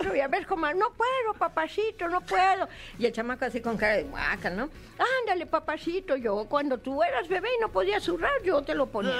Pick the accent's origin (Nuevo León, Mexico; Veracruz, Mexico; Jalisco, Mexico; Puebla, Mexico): Veracruz, Mexico; yo soy de Veracruz, entonces para mí el ratón Crispín era lo máximo